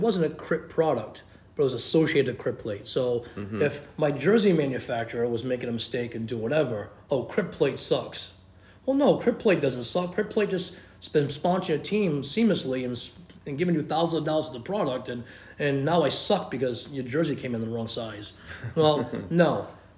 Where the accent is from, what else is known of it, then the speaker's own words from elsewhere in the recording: Rhode Island, United States; accent: Rhode Island; moved away; they would get a big kick of my Rhode Island accent